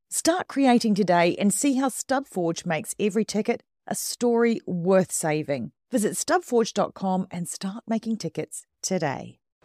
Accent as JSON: {"language": "English", "country": "New Zealand", "moved": "yes", "lives_now": "United Kingdom"}